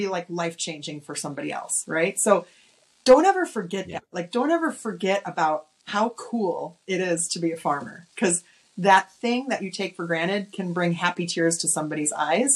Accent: Oshkosh, Wisconsin, United States; moved away as an adult; also born or lived in Los Angeles; I'm originally from Wisconsin. I grew up in Oshkosh

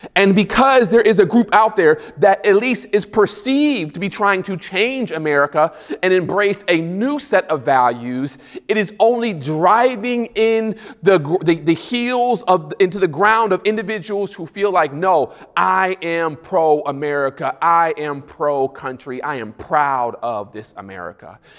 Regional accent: United States; I'm from the States

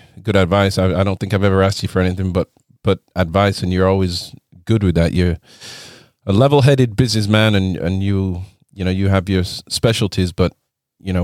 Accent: Leeds, Yorkshire and the Humber, United Kingdom; moved away as an adult; also born or lived in London; I'm from Leeds

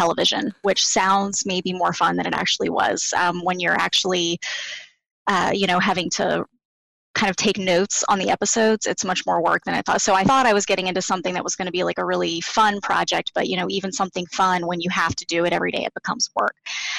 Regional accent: the South, United States; Well, I am from the South

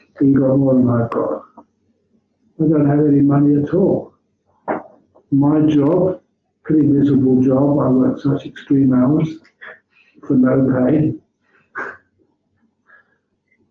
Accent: England, United Kingdom; now in Australia; as an English monk

